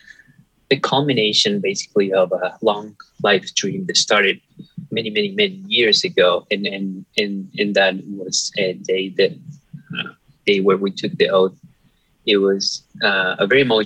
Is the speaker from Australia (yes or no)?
no; Venezuela; moved away as an adult; now in Detroit, United States; I was born and raised in Venezuela